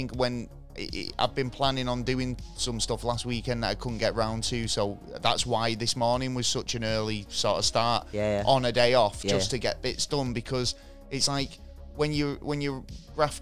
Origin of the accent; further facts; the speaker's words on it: Manchester, North West England, United Kingdom; we are two lads from Manchester, yeah, the fucking back end of the Northwest